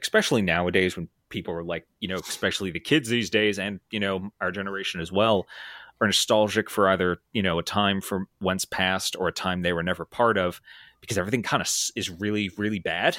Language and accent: English; New Jersey, United States; I'm from New Jersey.